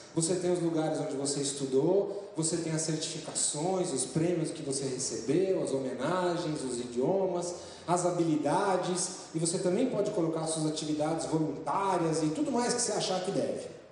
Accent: São Paulo, Brazil; eu sou nascido em São Paulo

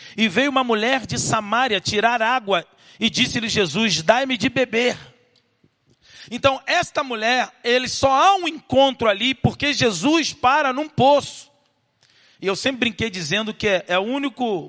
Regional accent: Rio de Janeiro, Brazil; Vim do Rio de Janeiro, nascido lá em Realengo

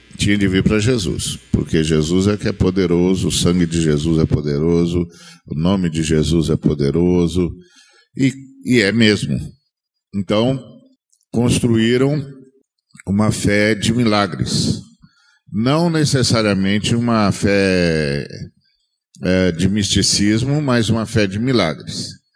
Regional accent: Brazil

